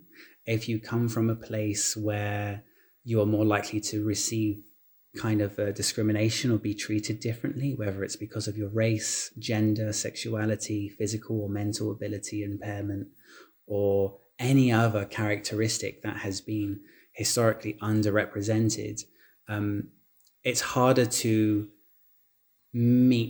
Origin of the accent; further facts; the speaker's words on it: London, United Kingdom; I was born and raised in London, UK.